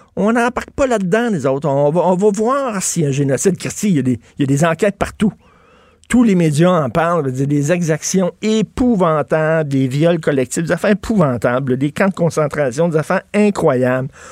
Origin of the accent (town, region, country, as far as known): Quebec, Canada